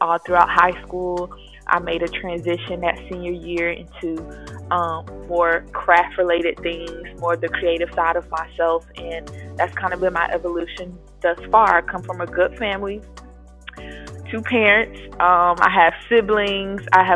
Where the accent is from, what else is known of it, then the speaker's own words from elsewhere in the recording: Raleigh, North Carolina, United States; moved away as an adult; now in Atlanta, United States; I am a 25-year-old North Carolinian, born and raised in Raleigh, NC. I transitioned to Atlanta, Georgia 5 years ago now